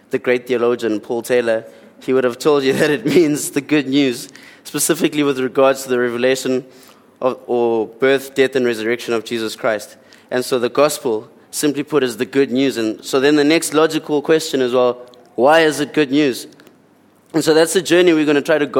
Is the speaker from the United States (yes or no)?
no; Port Edward, KwaZulu-Natal, South Africa; also born or lived in Eastern Cape / Durban; I come from the Eastern Cape. And then at around 6 or 7 years old, I moved to Port Edward down on the lower south coast. And then I finished primary school there, and then I went to high school here in Durban.